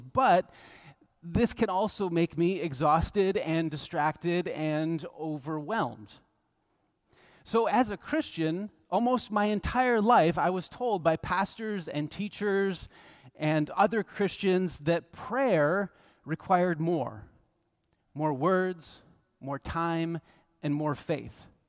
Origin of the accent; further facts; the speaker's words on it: United States; We're from the United States